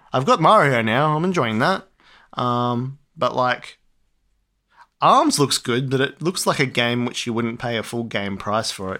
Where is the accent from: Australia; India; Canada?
Australia; we're Australian